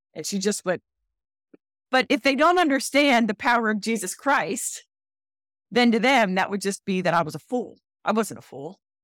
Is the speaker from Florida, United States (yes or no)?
no; Philadelphia, Pennsylvania, United States; moved away as an adult; now in Charleston, United States; I'm a Philly girl. I'm a transplant.